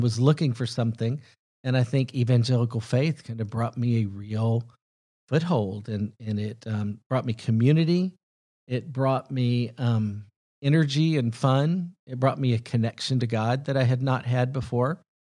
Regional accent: Huntsville, Alabama, United States; moved away as an adult; also born or lived in Mississippi / Tennessee / Southern California; now in Nashville, United States; I was born in Mississippi, raised in Tennessee and Alabama, about as southern as you can get. But, uh, most of my upbringing was in Huntsville, so pretty close

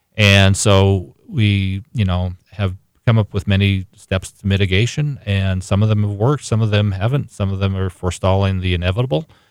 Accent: Washington, United States; I, I grew up in Washington State as well

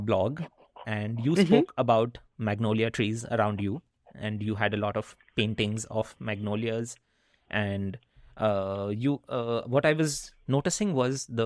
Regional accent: India; also born or lived in Netherlands / Wisconsin, United States / Chicago, United States / Vancouver, Canada; now in Pacific Northwest; growing up in India is a very dense, human-packed urban experience

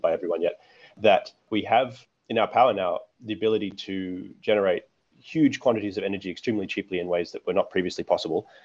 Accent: Australia; growing up in Australia

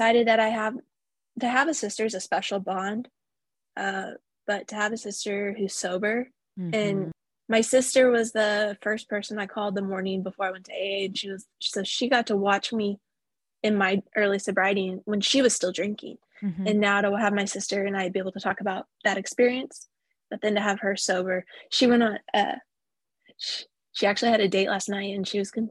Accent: Tulsa, Oklahoma, United States; here in my hometown

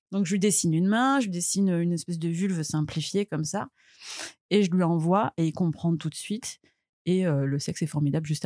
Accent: Marseille, Provence-Alpes-Côte d'Azur, France; je suis née à Marseille, j'ai 37 ans, je suis maman aussi

